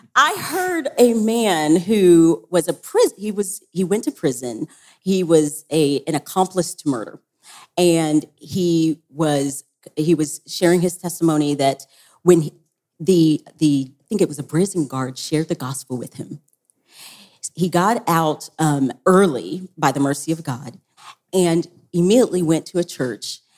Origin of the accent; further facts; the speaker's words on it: Tennessee, United States; I'm from Tennessee